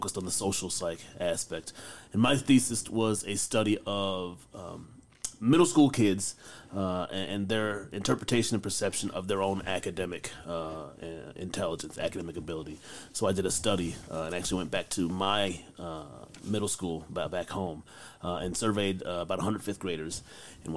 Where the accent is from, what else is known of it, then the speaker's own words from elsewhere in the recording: outside of Detroit, Michigan, United States; moved away as an adult; now in Princeton, United States; I grew up outside of Detroit.